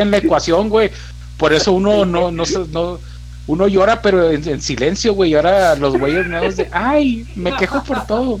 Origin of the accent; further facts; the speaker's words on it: Mexico; se llamaba Héroes de la Revolución